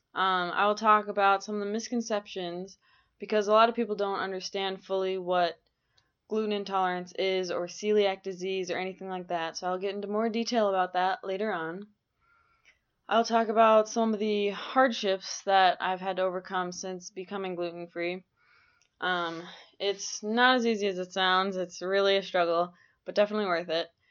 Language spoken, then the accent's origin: English; Minneapolis–Saint Paul, Minnesota, United States; moved away as an adult; now in Grand Forks, United States; I'm from the Twin Cities in Minnesota.